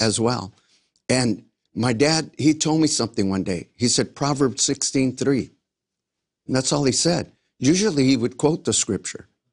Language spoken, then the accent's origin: English; Los Angeles, California, United States; I grew up in South Central Los Angeles